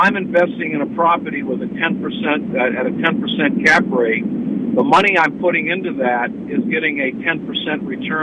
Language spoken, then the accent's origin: English; Bangor, Maine, United States; I'm from Bangor